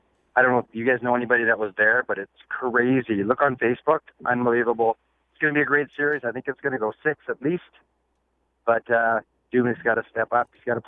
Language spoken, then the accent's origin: English; Winnipeg, Manitoba, Canada; I'm from Winnipeg